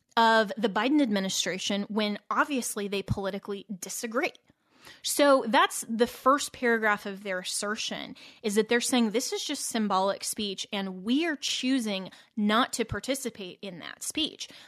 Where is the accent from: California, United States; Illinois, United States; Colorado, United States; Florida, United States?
Colorado, United States; Colorado, my home state